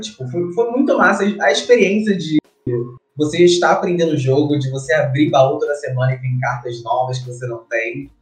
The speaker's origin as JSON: {"language": "Portuguese", "region": "Rio de Janeiro", "country": "Brazil", "tie": "born or raised there", "said": "Eu sou do Rio de Janeiro, nasci no Rio de Janeiro"}